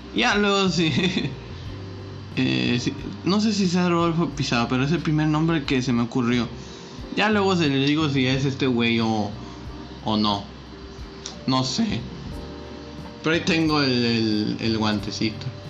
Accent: Reynosa, Tamaulipas, Mexico; era una academia de Tigres aquí en Reynosa.

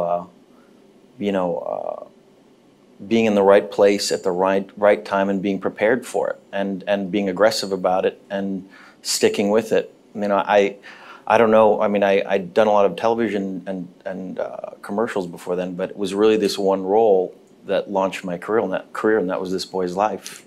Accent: Los Angeles, California, United States; I was born in Cedar Sinai, which is now the Scientology Center, the old one on Sunset Boulevard. And I grew up on Hollywood and Western

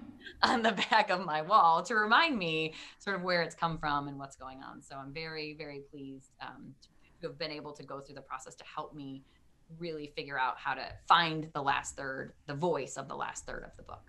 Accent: Detroit, Michigan, United States; moved away as an adult; now in Maryland, United States; I am originally from Detroit, Michigan. Um, I lived my first 30 or so years there and a proud Michigander

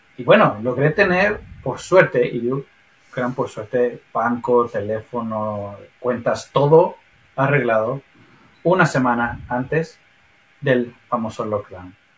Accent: Mexico City, Mexico; moved away as an adult; also born or lived in Sheffield; now in Trondheim, Norway; cuando yo dejé México, la Ciudad de México, éramos 26 millones

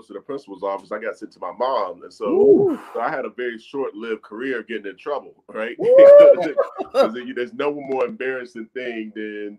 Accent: Charlotte, North Carolina, United States; I'm 100% born and raised

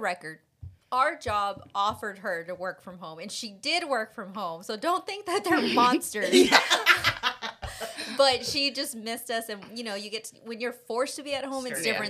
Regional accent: Texas, United States; For those of you that don't know or haven't figured it out by our accents, we're from Texas. We're from a small town in Texas, right deep in the heart.

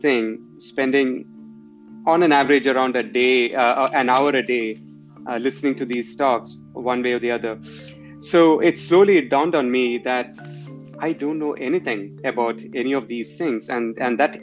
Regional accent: India; moved away; growing up in India at that time

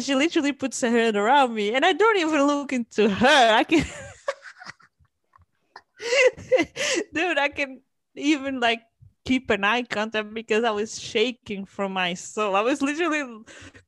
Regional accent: Portugal; moved away; also born or lived in Cambridge; yeah, I'm from Portugal

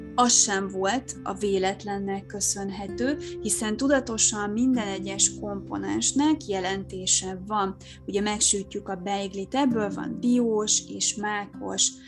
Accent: Hungary; now in Budapest, Hungary; én nem tőzsgyökeres fővárosig vagyok, hanem én vidéken nőttem fel

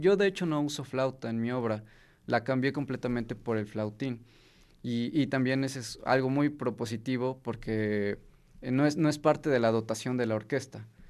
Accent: Mexico; si no fuera yo mexicano

